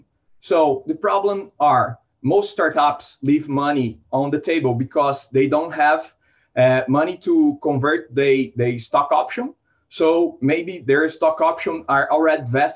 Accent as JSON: {"language": "English", "region": "São Paulo", "country": "Brazil", "said": "I'm from São Paulo, Brazil"}